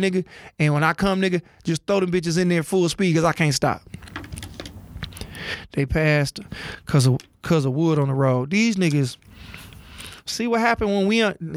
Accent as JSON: {"language": "English", "town": "Oak Park", "region": "Michigan", "country": "United States", "tie": "born or raised there", "also_born_or_lived": "Detroit", "said": "I'm from Detroit. Grew up in Oak Park. Born in Detroit"}